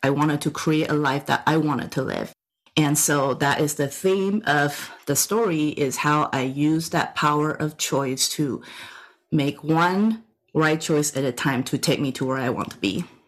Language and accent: English; Taiwan; English is a second language; moved away as an adult; also born or lived in Texas; now in United States; I'm an immigrant from Taiwan. I came to the US when I was 22